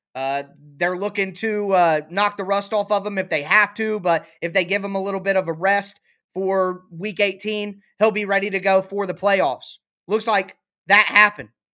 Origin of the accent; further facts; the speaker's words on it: Ohio, United States; the Bengals, who are from my home, uh, my home state